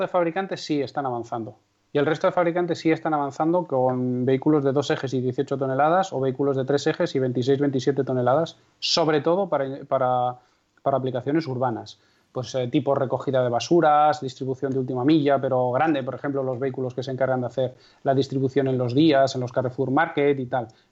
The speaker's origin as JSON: {"language": "Spanish", "town": "Castrejón de Trabancos", "region": "Castile and León", "country": "Spain", "tie": "born or raised there"}